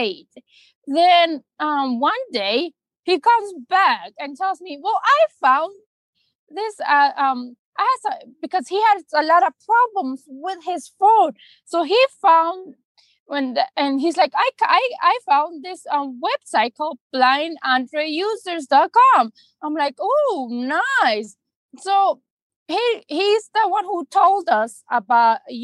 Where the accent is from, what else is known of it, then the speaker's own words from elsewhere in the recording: Arizona, United States; I was actually born in Arizona, so I grew up in my whole entire life in Arizona